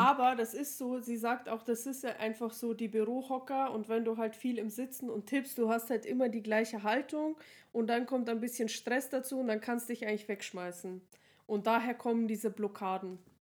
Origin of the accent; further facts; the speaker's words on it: Regensburg, Bavaria, Germany; bei uns in Regensburg